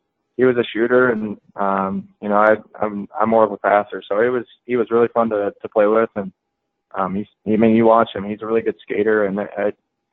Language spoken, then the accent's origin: English; Denver, Colorado, United States; I grew up in Denver